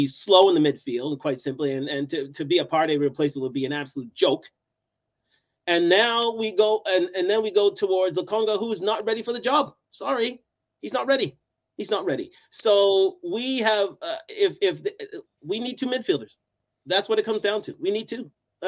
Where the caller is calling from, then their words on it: Toronto, Ontario, Canada; I'm coming from Toronto, actually.